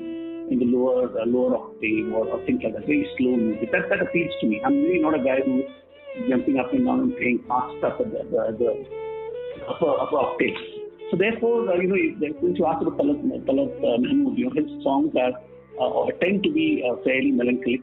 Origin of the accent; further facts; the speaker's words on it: Delhi, India; I grew up in Delhi